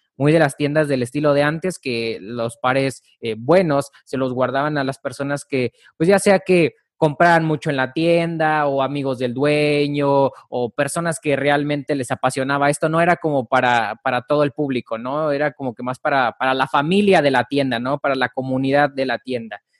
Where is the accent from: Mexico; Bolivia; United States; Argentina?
Mexico; yo no soy de la Ciudad de México yo se puede decir que soy, eh, soy de provincia